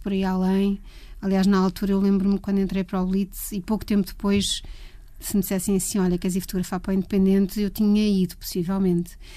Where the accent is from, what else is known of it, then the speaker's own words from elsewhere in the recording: Leiria, Centro, Portugal; Eu sou de Leiria e vivia num bairro mesmo de um bairro daqueles não era propriamente típico, era um bairro que estava a nascer em Leiria na altura